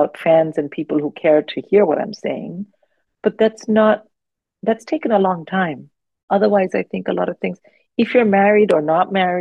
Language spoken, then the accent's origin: English; India; now in United Kingdom; I didn't grow up here. I grew up in India